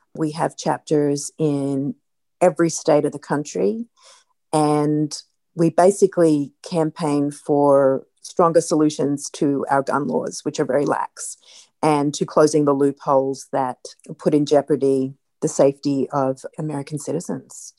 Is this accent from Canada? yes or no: no; Australia; moved away as an adult; now in United States; as an Australian